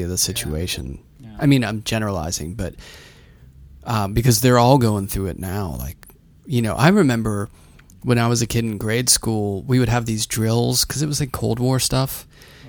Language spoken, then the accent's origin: English; Pittsburgh, Pennsylvania, United States; I came from Pittsburgh.